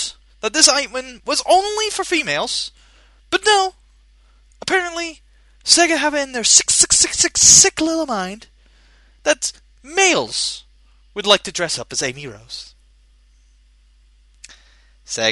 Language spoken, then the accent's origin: English; Scotland, United Kingdom; I'm a Scottish bastard